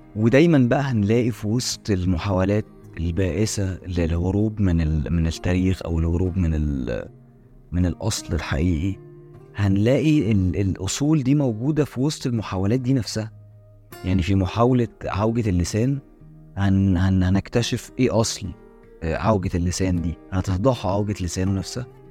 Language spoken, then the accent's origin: Arabic; Egypt; احنا كمصريين